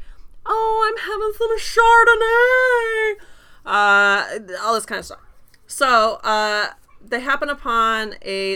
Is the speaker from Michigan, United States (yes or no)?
yes; near Muskegon, Michigan, United States; Not too far from my hometown